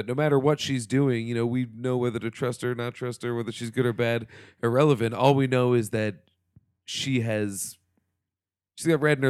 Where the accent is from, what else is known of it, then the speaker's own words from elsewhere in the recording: Covington, Kentucky, United States; moved away; I was born in Kentucky.